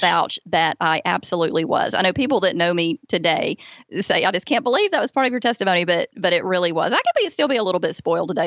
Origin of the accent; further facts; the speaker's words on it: Alabama, United States; accent: Southern; born and raised in Alabama